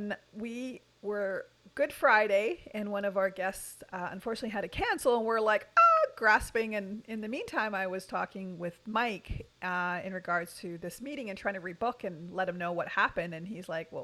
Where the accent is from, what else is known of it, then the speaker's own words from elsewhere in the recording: Canada; We're Canadian